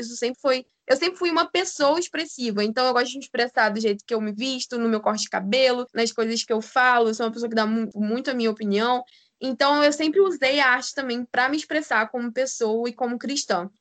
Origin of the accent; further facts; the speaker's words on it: Macaé, Rio de Janeiro, Brazil; eu sou de Macaé, no interior do Rio